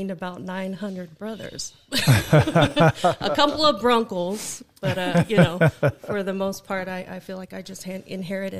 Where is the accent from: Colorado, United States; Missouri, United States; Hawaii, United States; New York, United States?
Hawaii, United States; Hawaiian Islands, United States; moved away; back home on the Hawaiian Islands